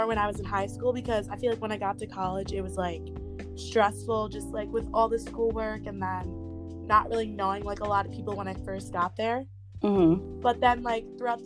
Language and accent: English; Albany, New York, United States; I'm a senior at SUNY Cortland, and I'm from Albany, New York